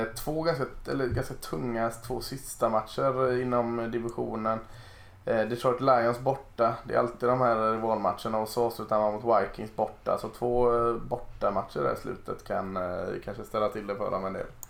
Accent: Gothenburg, Västra Götaland, Sweden; det är jag som är göteborgare

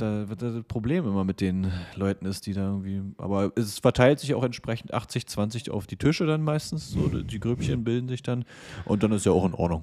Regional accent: eastern Germany, Germany; dass ich im Osten geboren bin

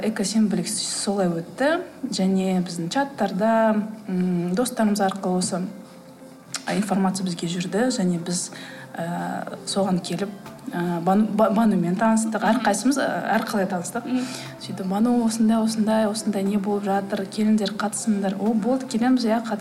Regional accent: Kazakhstan; moved away; мен мысалы ауылда өстім

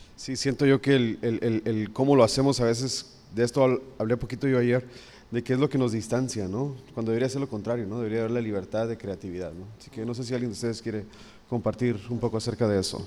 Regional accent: Mexico; nosotros como mexicanos

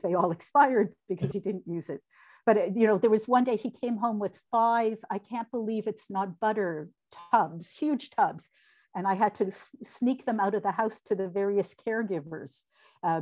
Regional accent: London, Ontario, Canada; moved away as an adult; now in Toronto, Canada; the people I grew up with in London from the Jewish community

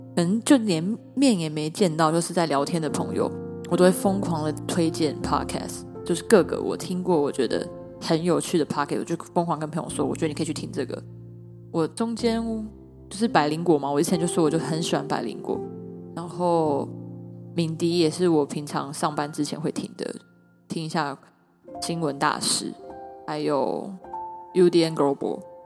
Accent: Taiwan; 我来自台湾，我是台湾人

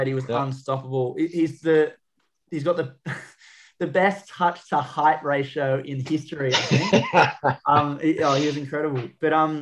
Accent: Australia; also born or lived in England; And then when I came to Australia

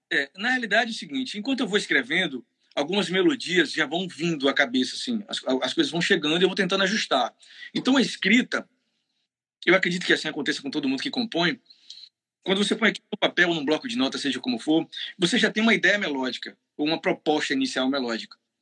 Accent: Bahia, Brazil; eu sou baiano

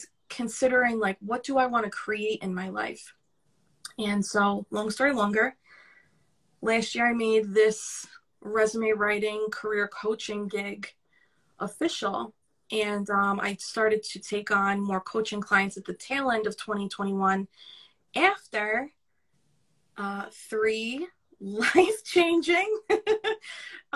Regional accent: New York City, New York, United States; accent: New York; I really hear my New York accent right now compared to yours

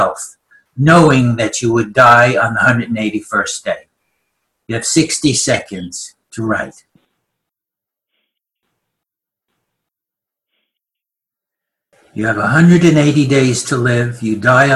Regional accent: New York, United States; accent: New York; now in Christchurch, New Zealand; I'm speaking with my New York accent

